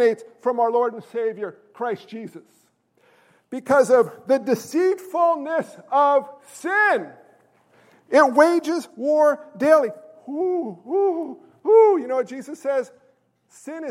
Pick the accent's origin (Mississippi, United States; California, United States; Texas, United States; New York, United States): New York, United States; I'm a New Yorker